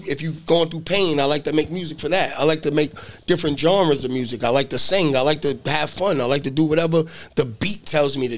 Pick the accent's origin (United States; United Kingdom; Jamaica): United States; Boston, Massachusetts; I'm from Boston